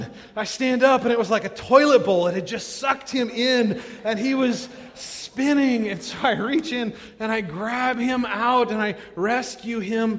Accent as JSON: {"language": "English", "region": "California", "country": "United States", "tie": "born or raised there", "moved": "as an adult", "lives_now": "Midwest, United States", "said": "I grew up in California, where we had the ocean."}